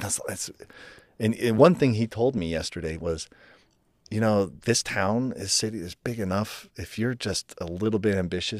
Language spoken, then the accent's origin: English; Ohio, United States; her parents bought this house for us and that we grew up in Ohio.